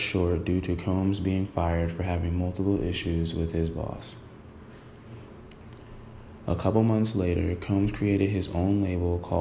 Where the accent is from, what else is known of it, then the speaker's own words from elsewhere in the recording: New York City, New York, United States; I was born in Brooklyn, New York. I grew up in the same area as Big did